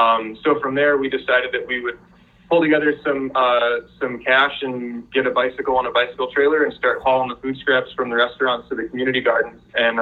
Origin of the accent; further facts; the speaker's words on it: Aurora, Illinois, United States; moved away as an adult; also born or lived in Chicago; now in Cleveland, United States; I'm actually originally from Illinois. I grew up in Aurora.